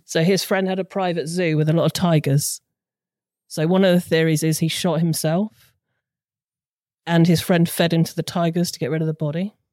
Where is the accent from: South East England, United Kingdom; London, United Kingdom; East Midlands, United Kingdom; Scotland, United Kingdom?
South East England, United Kingdom; Hampshire; now in Suffolk, United Kingdom; Suffolk, but originally from Hampshire.